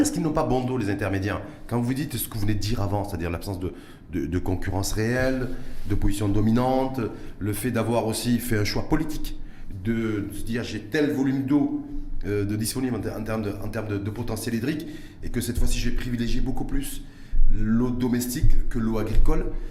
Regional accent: Morocco; chez nous, au Maroc

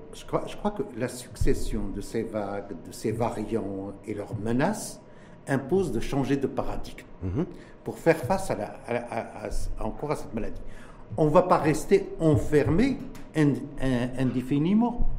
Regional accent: Morocco; chez nous, au Maroc

